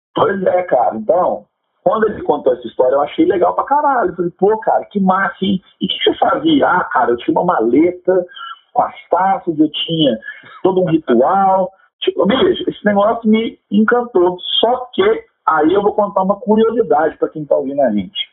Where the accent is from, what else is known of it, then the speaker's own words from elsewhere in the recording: Minas Gerais, Brazil; aqui como mineiros